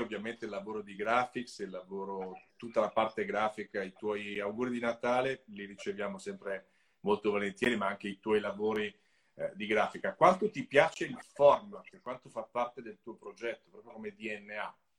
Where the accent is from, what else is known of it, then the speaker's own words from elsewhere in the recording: Italy; Io sono del Lago Maggiore